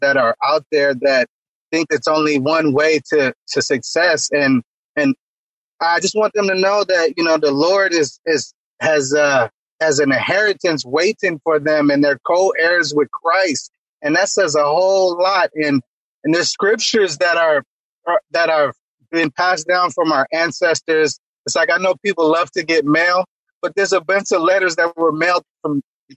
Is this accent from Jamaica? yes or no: yes; Jamaica; moved away; I was born in Jamaica